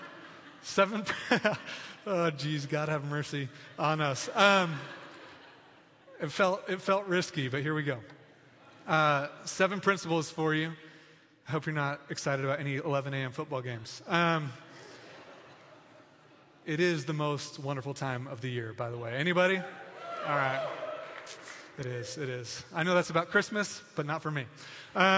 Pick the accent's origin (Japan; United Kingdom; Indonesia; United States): United States; I was born in America.